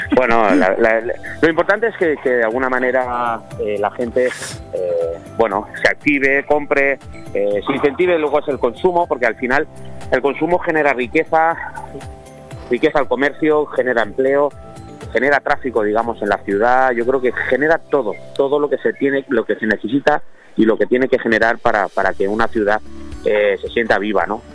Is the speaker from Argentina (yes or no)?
no; Spain; somos españoles